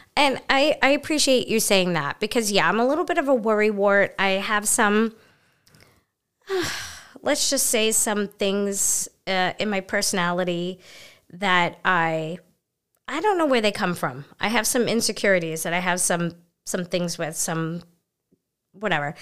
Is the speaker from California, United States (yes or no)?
no; New York City, New York, United States; I'm from Brooklyn, so you don't leave your purse or your belongings anywhere